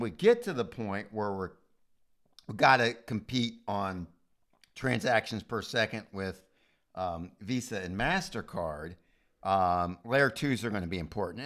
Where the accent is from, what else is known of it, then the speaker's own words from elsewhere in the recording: United States; as an American